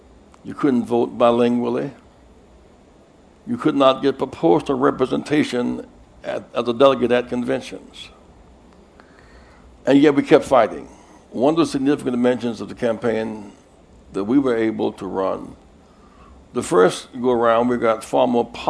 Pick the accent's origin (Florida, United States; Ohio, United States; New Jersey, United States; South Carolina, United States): South Carolina, United States; I'm from South Carolina, a state with 4 million people